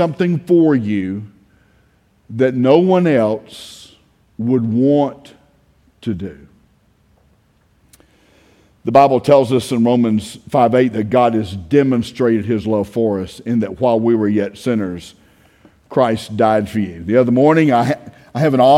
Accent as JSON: {"language": "English", "country": "United States", "tie": "born or raised there", "said": "I grew up in Brooks County. I graduated Brooks County High School."}